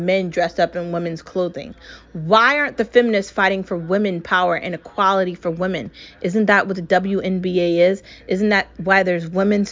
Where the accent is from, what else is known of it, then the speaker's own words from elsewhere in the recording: United States; I was born here. I've lived here my entire life